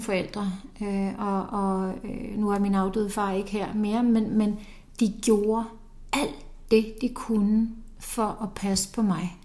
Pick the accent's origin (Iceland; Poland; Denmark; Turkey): Iceland; moved away; nu kommer jeg fra Island